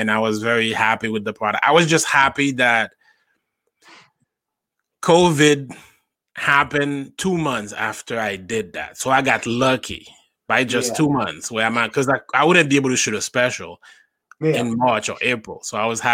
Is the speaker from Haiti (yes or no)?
yes; Haiti; now in New York, United States; I grew up in Haiti, born and raised in Haiti. I moved here in 2008.